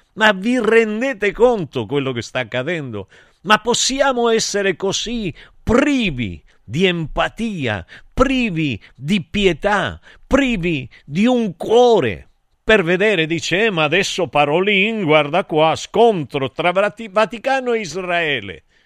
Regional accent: Argentina; moved away; Io invece da buon argentino

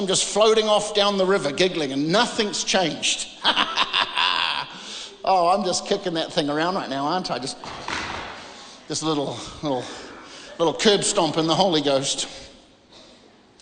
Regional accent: New Zealand; moved away; I came from this part of the world. I came from New Zealand.

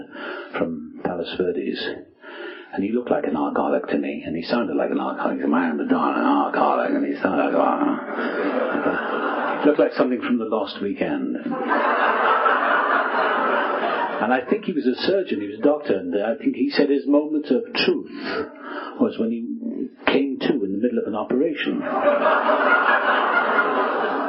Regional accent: South Wales, United Kingdom; moved away as an adult; also born or lived in England; now in United States; I was born in South Wales

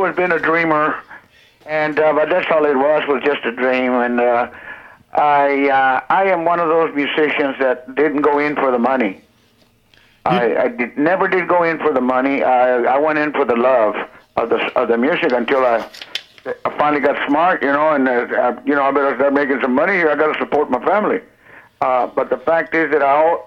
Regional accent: South Texas, United States; Being from South Texas, born and raised in South Texas

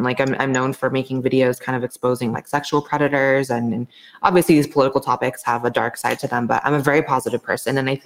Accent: Los Angeles, California, United States; moved away as an adult; now in Austin, United States; I'm from LA.

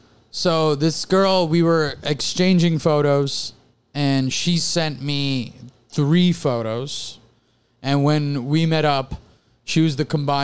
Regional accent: New York City, New York, United States; I grew up in Queens

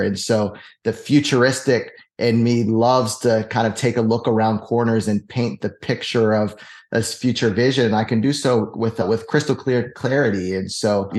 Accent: Pittsburgh, Pennsylvania, United States; moved away; I'm originally from Pittsburgh

